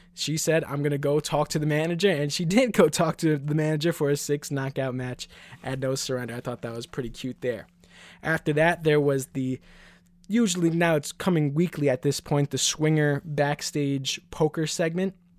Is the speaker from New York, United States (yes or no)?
yes; New York City, New York, United States; I'm from Queens, New York, so we would go to events, obviously, at M S G.